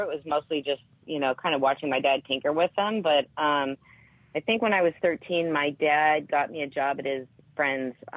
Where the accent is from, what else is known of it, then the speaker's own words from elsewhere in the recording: Seattle, Washington, United States; I grew up in Seattle, Washington.